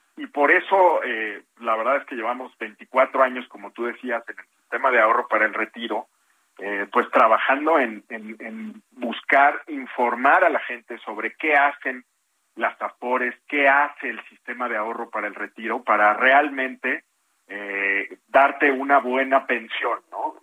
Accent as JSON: {"language": "Spanish", "country": "Mexico", "said": "como Estado mexicano"}